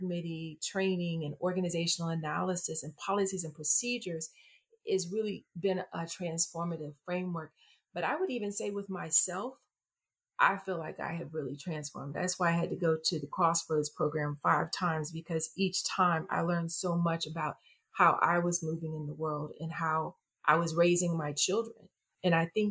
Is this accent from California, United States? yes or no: no; Texas, United States; I'm from Texas.